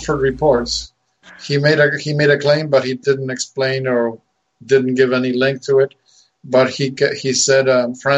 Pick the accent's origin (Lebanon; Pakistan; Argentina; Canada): Argentina; moved away; I was born and raised in Argentina